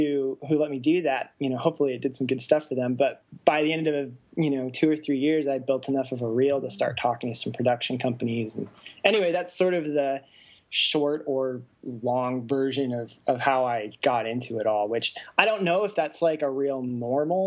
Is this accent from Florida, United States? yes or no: no; Arizona, United States; moved away as an adult; also born or lived in Japan / Tempe, Arizona; now in Los Angeles, United States; I was born in Japan. I lived there for about 3 or 4 years, and then I was really raised in Arizona